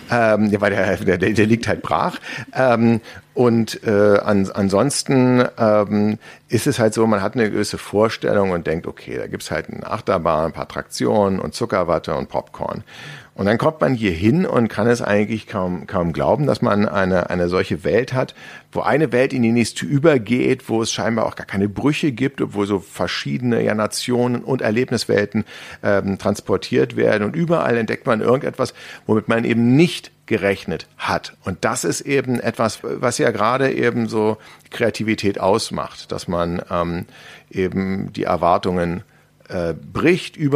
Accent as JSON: {"language": "German", "region": "Berlin", "country": "Germany", "said": "ich als Berliner, ja, bin ja jetzt mit Freizeitparks in meiner Umgebung nicht so wahnsinnig gesegnet."}